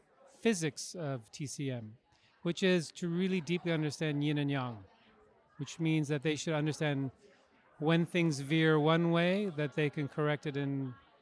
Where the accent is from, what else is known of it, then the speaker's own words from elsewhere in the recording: Vancouver, British Columbia, Canada; I'm from Vancouver, Canada.